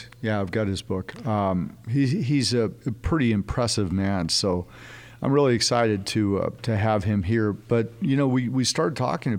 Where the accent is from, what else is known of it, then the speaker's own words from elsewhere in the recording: California, United States; born there; now in Texas, United States; I was born in California, but my family came to Texas in 1827. Mm-hmm. But when I came back, they said, well, you weren't born here, but you got here as fast as you could.